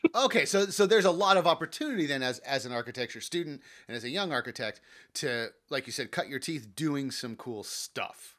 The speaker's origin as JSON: {"language": "English", "town": "Los Angeles", "region": "California", "country": "United States", "tie": "born or raised there", "said": "I grew up in the San Fernando Valley"}